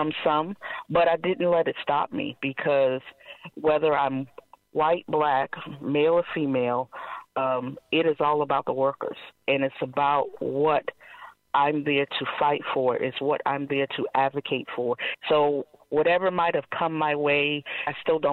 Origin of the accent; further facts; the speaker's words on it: Charleston, South Carolina, United States; I am a South Carolina native, born and raised in Charleston, never left, you know, and this is home